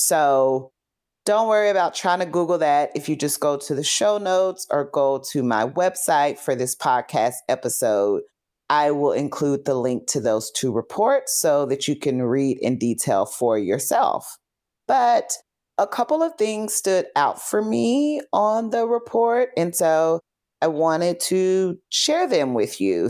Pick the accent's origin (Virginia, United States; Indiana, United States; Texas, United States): Texas, United States; Fort Worth; moved away as an adult; also born or lived in Chicago; I'm from Fort Worth